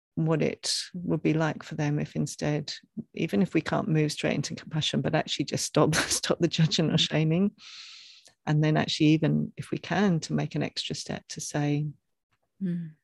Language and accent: English; England, United Kingdom; growing up in England